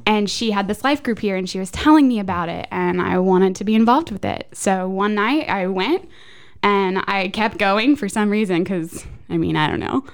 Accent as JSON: {"language": "English", "town": "Goodlettsville", "region": "Tennessee", "country": "United States", "tie": "born or raised there", "also_born_or_lived": "Florida / Nashville / Franklin", "said": "Born in Florida, raised here in Goodlettsville"}